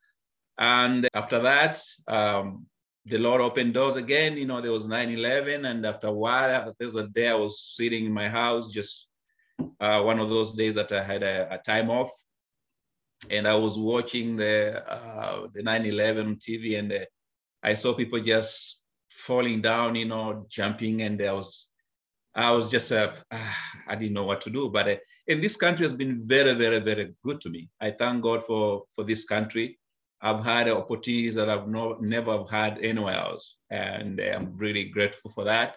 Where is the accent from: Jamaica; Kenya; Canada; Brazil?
Kenya; moved away as an adult; now in United States; I was born and raised in Africa, Kenya, where I went to school